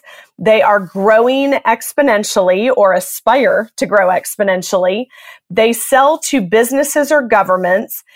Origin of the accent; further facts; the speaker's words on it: Atlanta, Georgia, United States; moved away as an adult; also born or lived in Boston / Chicago / Los Angeles; I grew up in Atlanta, Georgia